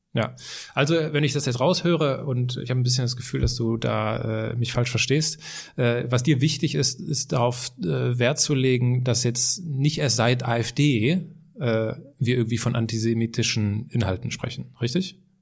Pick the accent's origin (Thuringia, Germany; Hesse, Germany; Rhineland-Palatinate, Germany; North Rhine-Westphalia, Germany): Rhineland-Palatinate, Germany; Altenkirchen; Bei uns äh, in der Heimatstadt steht so ein Mahnmal